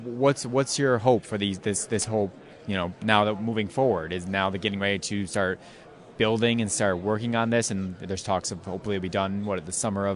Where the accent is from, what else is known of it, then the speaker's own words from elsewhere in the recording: Buffalo, New York, United States; I live right in South Buffalo